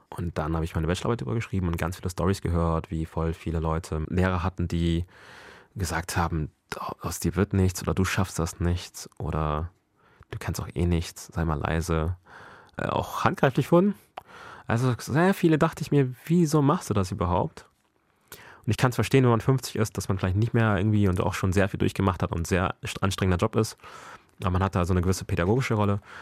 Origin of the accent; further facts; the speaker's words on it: Bremen, Germany; also born or lived in Ghana / Mexico; now in Hamburg, Germany; Ich bin ja hier aufgewachsen, 20 Jahre meines Lebens. Klar bin ich deutsch